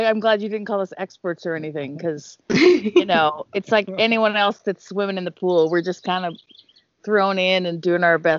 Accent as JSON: {"language": "English", "region": "Ontario", "country": "Canada", "tie": "born or raised there", "also_born_or_lived": "Sudbury, Ontario", "moved": "as an adult", "lives_now": "Calgary, Canada", "said": "I am a Canadian born in sort of central Canada, in Ontario area, now living in Calgary, which is the Great West, near Banff, the Rockies"}